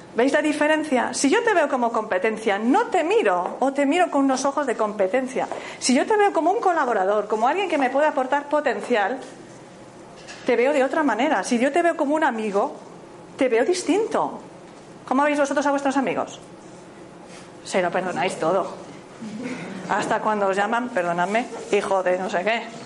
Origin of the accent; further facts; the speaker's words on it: Galicia, Spain; Yo soy gallega